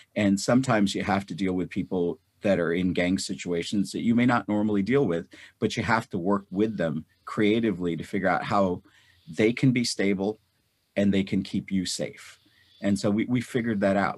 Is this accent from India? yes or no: yes; North India, India; now in United States; I was born in North India. I grew up during a time of war, and I grew up in the Pak, Indo-Pak Wars